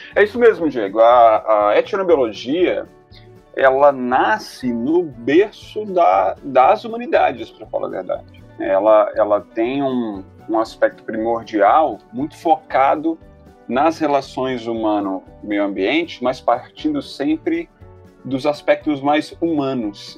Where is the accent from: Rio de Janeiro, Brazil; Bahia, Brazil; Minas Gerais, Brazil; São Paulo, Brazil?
Minas Gerais, Brazil; Belo Horizonte; Eu nasci em Belo Horizonte, numa metrópole